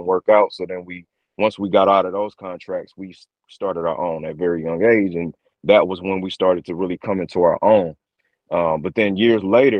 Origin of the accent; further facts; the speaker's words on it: St. Louis, Missouri, United States; I'm born and raised St. Louis, Missouri.